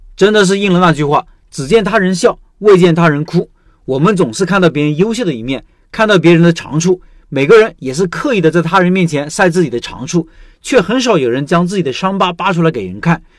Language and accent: Chinese; Xuzhou, Jiangsu, China; 广安这边的饮食习惯和我们徐州那边有很大的区别。他们这边早餐是以小面为主，我们那边是以包子、油条、豆浆、稀饭为主